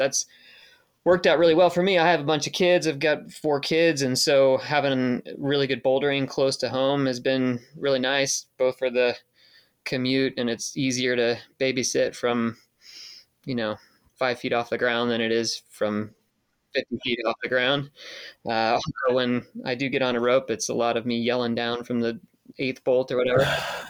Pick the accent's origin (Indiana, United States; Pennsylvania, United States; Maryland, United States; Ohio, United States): Pennsylvania, United States; southwestern; also born or lived in Georgia / Tennessee; I'm from Georgia and Tennessee originally, but I grew up around here in Pennsylvania and went to elementary school here